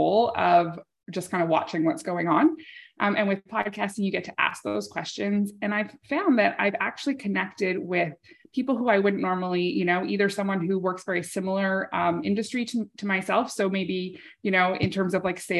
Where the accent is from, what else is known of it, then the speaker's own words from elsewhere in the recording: Canada; I'm a Canadian